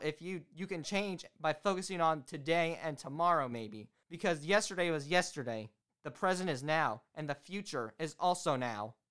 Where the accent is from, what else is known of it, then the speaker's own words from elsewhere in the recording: Indiana, United States; also born or lived in Florida; I'm from Indiana